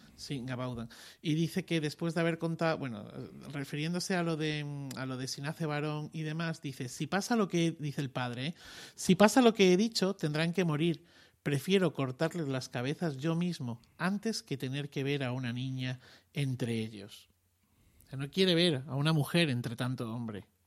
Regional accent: Extremadura, Spain; yo soy extremeño

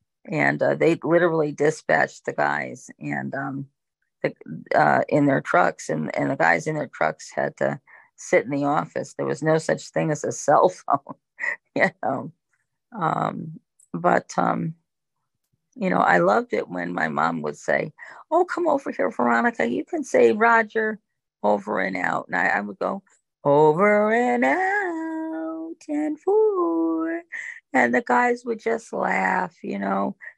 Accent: Hartford, Connecticut, United States; also born or lived in Newington, Connecticut; I grew up in Hartford, Connecticut, which is one of the biggest cities. It's the capital city of Connecticut. It's one of the biggest cities in Connecticut.

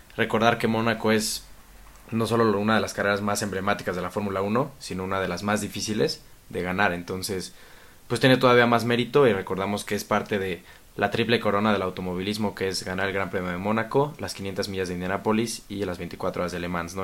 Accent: Mexico; nosotros los mexicanos

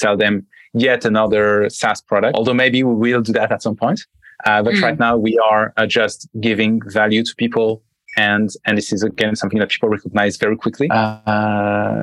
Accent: France; accent: French; English is a second language; also born or lived in United States; I'm French, as you can probably hear from my accent.

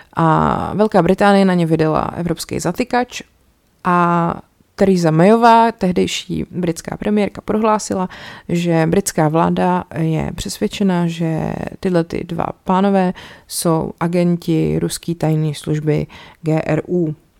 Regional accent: Czechia; tady u nás v Čechách

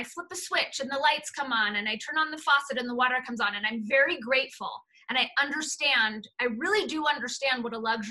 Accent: Los Angeles, California, United States; Jewish American princess growing up in the San Fernando Valley

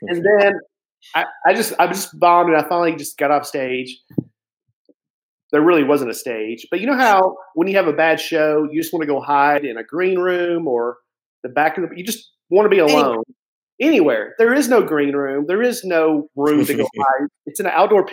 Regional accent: Lebanon, Tennessee, United States; moved away; my hometown that I grew up in Tennessee.

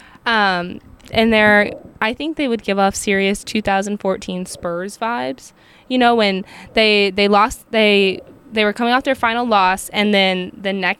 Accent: Dallas, Texas, United States; being from Dallas

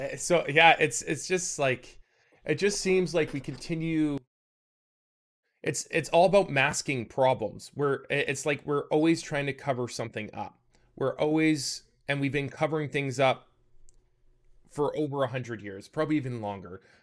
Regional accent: Canada; I'm from Canada

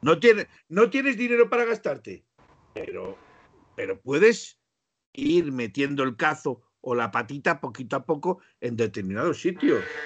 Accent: Spain; sigo siendo español

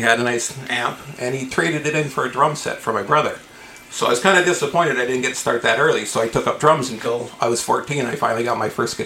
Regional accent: Niagara Falls, Ontario, Canada; also born or lived in British Columbia; Born and raised in Niagara Falls, lived out in BC for a little bit and came back and just stayed

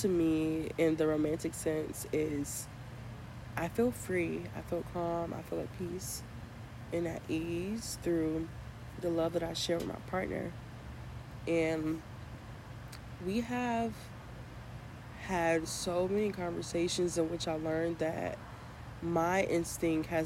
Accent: Chicago, Illinois, United States; I'm from Chicago, and we have a lot of crazy potholes.

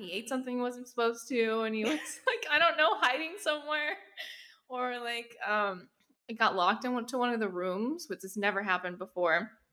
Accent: Texas, United States; now in New York, United States; I currently live in New York, but I'm from Texas

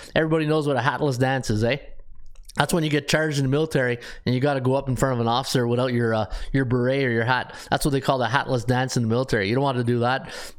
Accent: New York, United States; Elliot, as a New Yorker, I'm fat and sassy right now.

